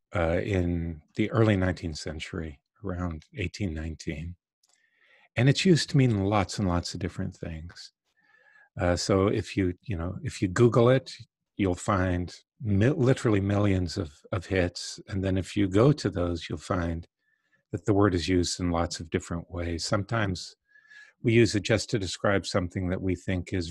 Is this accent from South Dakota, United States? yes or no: no; Southwest Florida, United States; I grew up in the Deep South in the 1950s and 60s. My parents moved from New York to Southwest Florida